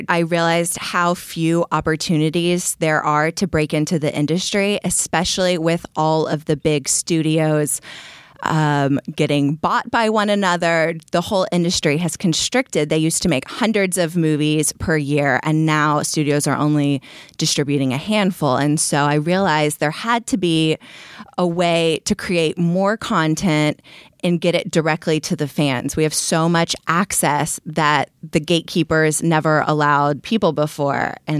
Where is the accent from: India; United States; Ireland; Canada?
United States; Austin, Texas; moved away as an adult; also born or lived in New York / Berlin; now in Los Angeles, United States; I'm originally from Austin, Texas. I moved to New York where I lived for 4 years and then I went to Berlin and then from Berlin I came to LA.